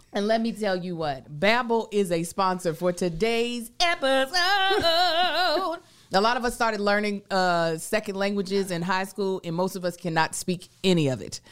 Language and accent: English; Lexington, Kentucky, United States; now in Los Angeles, United States; we are in my hometown.